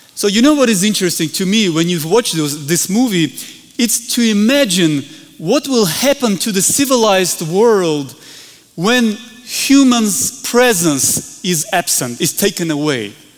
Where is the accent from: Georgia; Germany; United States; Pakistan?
Georgia; we're from the Republic of Georgia, far, far away, small country